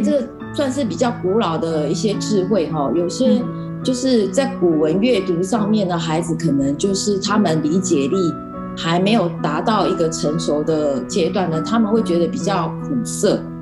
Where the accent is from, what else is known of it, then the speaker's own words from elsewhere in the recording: Keelung, Taiwan; 我本身是在那个基隆长大的，嘿嗯。，一，呃，整个童年过程一直到我念大学之前，我都是，呃，在基隆长大的